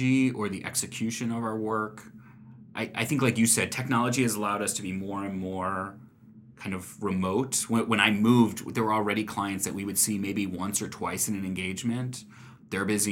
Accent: St. Louis, Missouri, United States; also born or lived in Washington, D.C.; now in Omaha, United States; I grew up in St. Louis, and my wife grew up here in Omaha

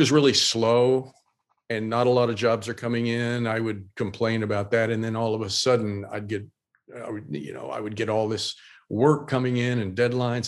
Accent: Oklahoma, United States; moved away; I still hold on to a lot of my Oklahoma roots

